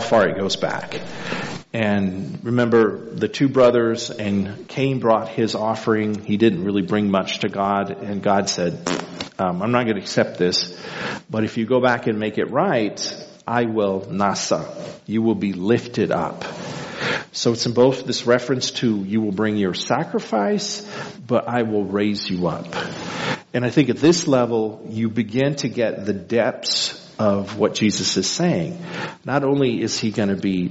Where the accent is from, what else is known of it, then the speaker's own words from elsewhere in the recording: El Paso, Texas, United States; now in Midland, United States; growing up in El Paso